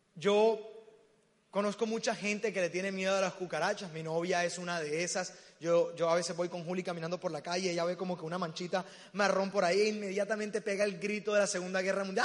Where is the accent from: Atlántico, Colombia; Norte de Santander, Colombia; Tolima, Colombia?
Atlántico, Colombia; Barranquilla; accent: costeño; moved away as an adult; now in Medellín, Colombia; Me encanta estar en mi tierra. Yo no soy paisa, soy barranquillero.